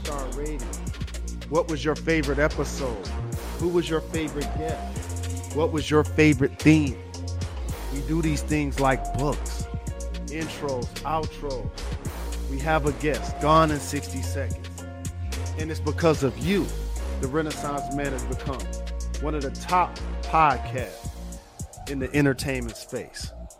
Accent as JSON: {"language": "English", "town": "Detroit", "region": "Michigan", "country": "United States", "tie": "born or raised there", "said": "growing up in my hometown, Detroit"}